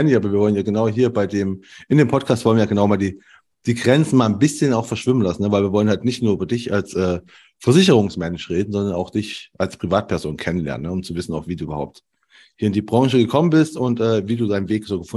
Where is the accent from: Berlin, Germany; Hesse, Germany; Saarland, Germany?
Saarland, Germany; Saarbrücken; Ich komme aus Saarbrücken, ja.